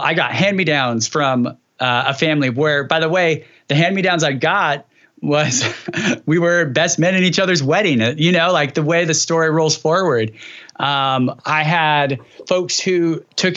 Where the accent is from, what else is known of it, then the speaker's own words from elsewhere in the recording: Dinuba, California, United States; Dinuba is where I grew